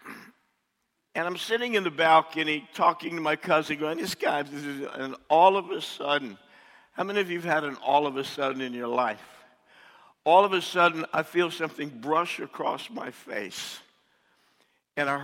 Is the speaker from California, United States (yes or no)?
no; New Jersey, United States; moved away as an adult; also born or lived in Texas; I'm originally from New Jersey